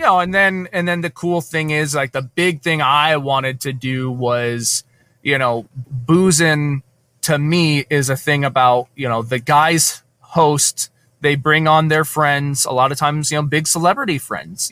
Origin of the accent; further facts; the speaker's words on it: Scotland, United Kingdom; accent: Scottish; my Scottish accent